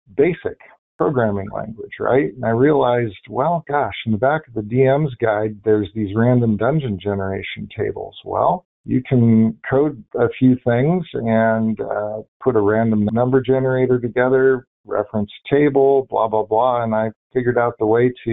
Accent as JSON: {"language": "English", "town": "Bainbridge Island", "region": "Washington", "country": "United States", "tie": "born or raised there", "moved": "as an adult", "said": "I grew up in a town called Bainbridge Island. It's in Washington State, just outside of Seattle"}